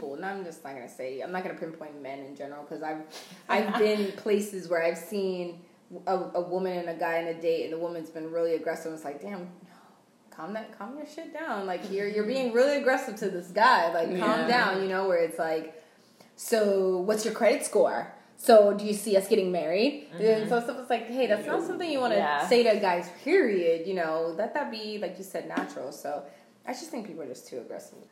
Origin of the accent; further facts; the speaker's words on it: Puerto Rico; Puerto Rico